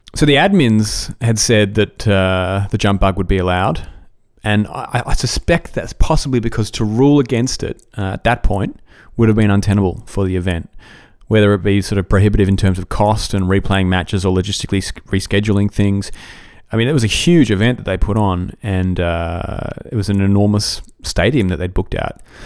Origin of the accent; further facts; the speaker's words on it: Australia; I'm Australian